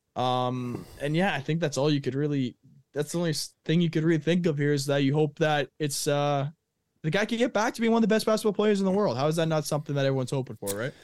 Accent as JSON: {"language": "English", "town": "Thunder Bay", "region": "Ontario", "country": "Canada", "tie": "born or raised there", "also_born_or_lived": "Rochester", "said": "I'm from, born and raised Thunder Bay."}